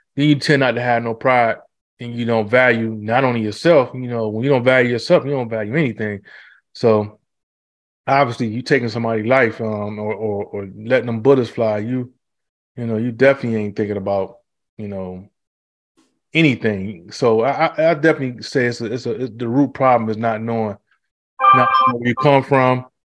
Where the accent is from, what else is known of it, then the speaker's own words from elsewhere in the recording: Detroit, Michigan, United States; growing up in Detroit